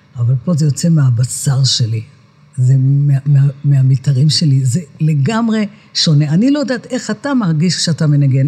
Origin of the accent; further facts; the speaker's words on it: Netanya, Central District, Israel; אני נולדתי בשכונת עמידר בנתניה, זו שכונת מהגרים